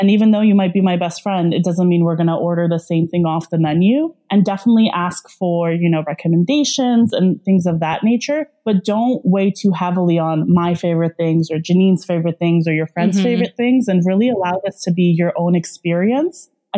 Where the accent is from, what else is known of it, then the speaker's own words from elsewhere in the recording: Russia; also born or lived in Belarus; so I'm Russian. I call myself Russian. I was born in Belarus, which was like, it's a small country, a part of the former Soviet Union.